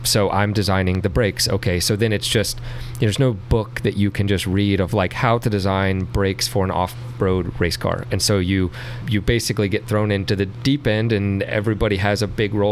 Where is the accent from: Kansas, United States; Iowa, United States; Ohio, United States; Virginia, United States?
Virginia, United States; Richmond; I'm from the Richmond area. I went to Godwin High School